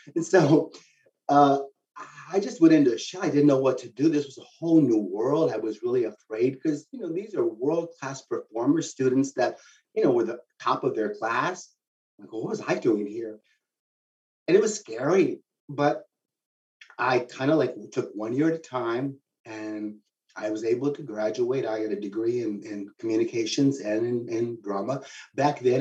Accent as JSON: {"language": "English", "town": "San Antonio", "region": "Texas", "country": "United States", "tie": "born or raised there", "said": "I'm from San Antonio originally"}